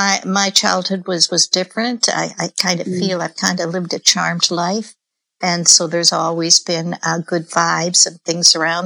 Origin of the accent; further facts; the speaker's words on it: Canada; I'm Canadian